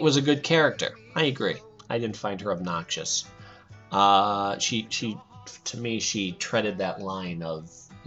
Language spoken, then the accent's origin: English; Pennsylvania, United States; I'm from Pennsylvania, and I'll sometimes say supper, too.